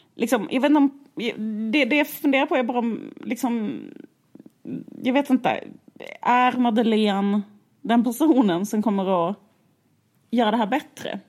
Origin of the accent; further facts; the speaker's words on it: Skåne, Sweden; vi växte upp i Skåne